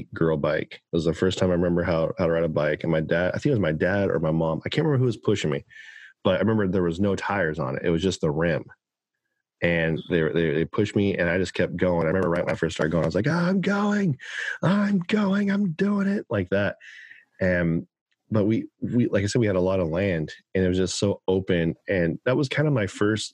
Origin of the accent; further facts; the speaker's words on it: Oklahoma, United States; moved away; as a young kid, I grew up in Oklahoma